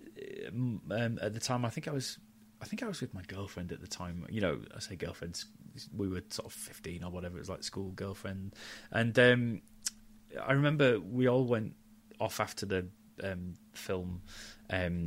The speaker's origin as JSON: {"language": "English", "town": "Halifax", "region": "Yorkshire and the Humber", "country": "United Kingdom", "tie": "born or raised there", "said": "I grew up in Yorkshire"}